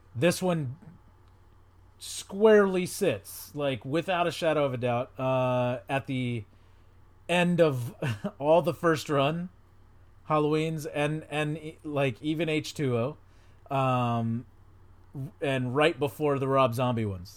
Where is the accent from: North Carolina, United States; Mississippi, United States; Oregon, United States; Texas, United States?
Texas, United States; outside Houston; where I grew up in in outside Houston